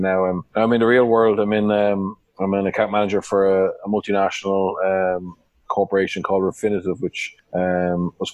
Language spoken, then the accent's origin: English; Wicklow-Carlow border, near Tullow and Shillelagh, Leinster, Ireland; I grew up on the Wicklow-Carter border, 5 miles from Tullow, 5 miles from a place called Shillelagh. My father's a cattle dealer, so I grew up on a farm